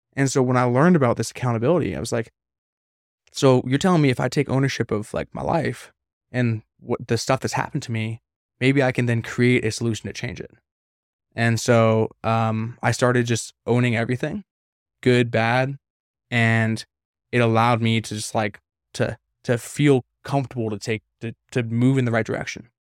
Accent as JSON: {"language": "English", "town": "Vancouver", "region": "British Columbia", "country": "Canada", "moved": "yes", "said": "I'm from Canada, you know I'm from Vancouver"}